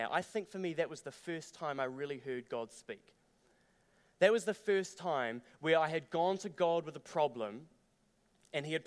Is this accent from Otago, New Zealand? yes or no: yes; Dunedin, Otago, New Zealand; now in Christchurch, New Zealand; I grew up down in Dunedin